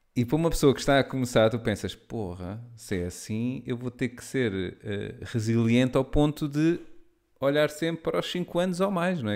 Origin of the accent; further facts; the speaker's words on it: Lisbon, Portugal; cresci, não é? eu sou, sou de Lisboa